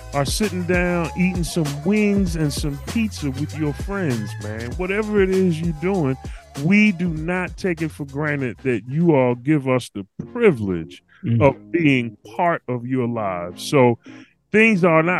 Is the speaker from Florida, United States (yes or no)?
no; Philadelphia, Pennsylvania, United States; I'm the Philly from …, from the city of brotherly love and sisterly affection